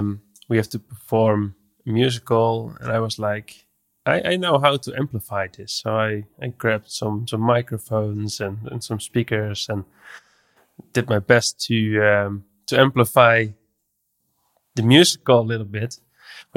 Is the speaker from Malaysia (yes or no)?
no; Netherlands; English is a second language; I'm from the Netherlands. I'm an audio developer.